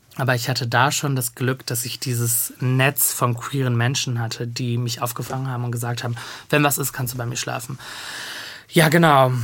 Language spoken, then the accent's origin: German; Bochum, North Rhine-Westphalia, Germany; also born or lived in Cologne / Diyarbakır, Turkey (family origin); now in Berlin, Germany; ich komme ja gebürtig aus Bochum